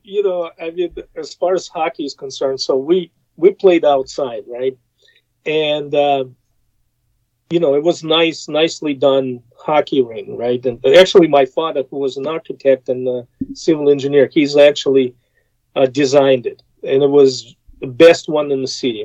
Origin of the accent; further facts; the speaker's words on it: Russia; English is a second language; moved away as an adult; now in United States; growing up in Soviet Union